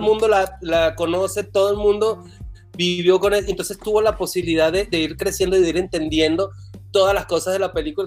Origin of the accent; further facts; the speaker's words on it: Venezuela; moved away as an adult; yo estudié eh, cuatro años de medicina en la Universidad de Carabobo, Venezuela